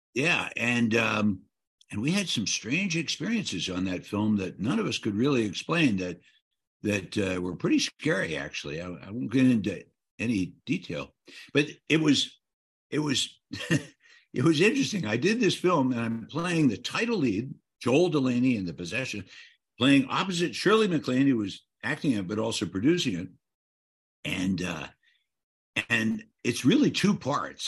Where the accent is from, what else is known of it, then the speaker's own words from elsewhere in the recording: Alliance, Ohio, United States; moved away; where I grew up in Ohio